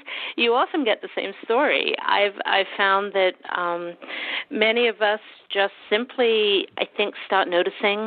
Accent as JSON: {"language": "English", "town": "Canberra", "region": "Australian Capital Territory", "country": "Australia", "tie": "born or raised there", "said": "growing up in Canberra, Australia"}